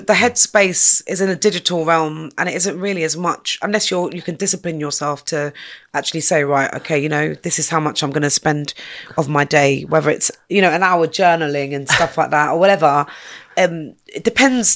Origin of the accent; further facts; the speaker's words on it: London, United Kingdom; I'm from North Kensington and I've seen lots of different changes up there.